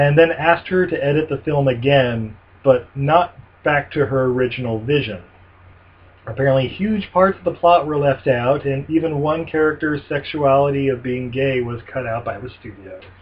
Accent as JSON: {"language": "English", "town": "Ogden", "region": "Utah", "country": "United States", "tie": "born or raised there", "moved": "yes", "said": "my hometown of Ogden, Utah."}